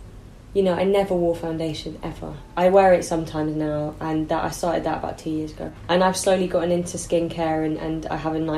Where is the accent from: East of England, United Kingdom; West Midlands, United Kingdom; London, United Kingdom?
London, United Kingdom; I think that comes from growing up in South London, because girls know how to look after their hair here.